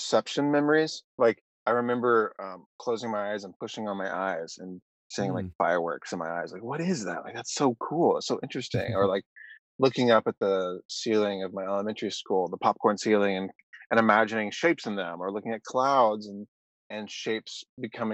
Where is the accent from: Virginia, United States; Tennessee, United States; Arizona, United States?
Tennessee, United States; Nashville; moved away as an adult; also born or lived in Knoxville / Arkansas; now in Los Angeles, United States; I'm from Nashville